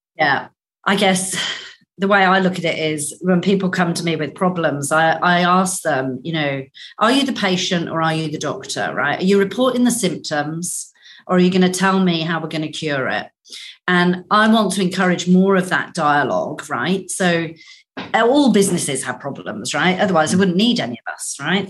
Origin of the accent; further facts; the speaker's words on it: Northern Ireland, United Kingdom; moved away; also born or lived in Australia; I grew up in Northern Ireland. We left Northern Ireland during the Troubles.